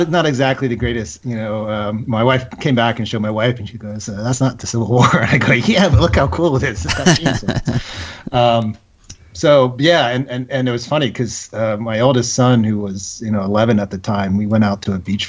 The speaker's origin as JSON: {"language": "English", "town": "Philadelphia", "region": "Pennsylvania", "country": "United States", "moved": "yes", "lives_now": "Washington, D.C. area, United States", "said": "We're originally from the Philadelphia area, so it's always the Philadelphia sports teams"}